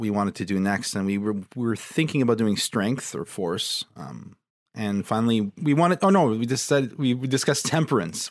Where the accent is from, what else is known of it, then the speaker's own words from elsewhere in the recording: Ontario, Canada; my home province